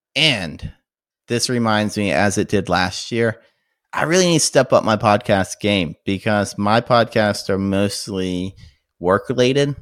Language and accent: English; United States; also born or lived in San Francisco; growing up in the States, especially if you live in a larger metropolitan